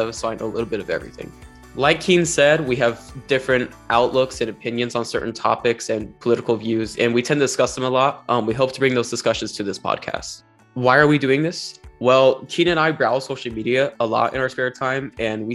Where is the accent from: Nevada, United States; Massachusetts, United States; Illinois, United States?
Nevada, United States; Moapa Valley; also born or lived in Las Vegas, Nevada; I was born and raised in Nevada. I grew up in a small rural community about 6 miles north of Las Vegas. It's called Moapa Valley.